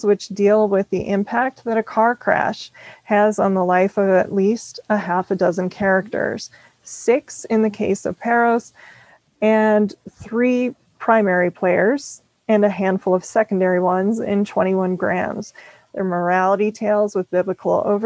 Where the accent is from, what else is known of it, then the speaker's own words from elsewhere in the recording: Minneapolis, Minnesota, United States; moved away as an adult; now in Phoenix, United States; I'm from Minneapolis originally, and I moved to the Phoenix area